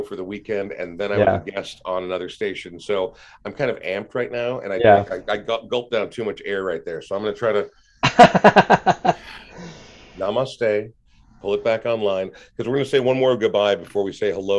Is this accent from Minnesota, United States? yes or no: yes; Minnesota, United States; especially as Minnesotans, we're very provincial about these things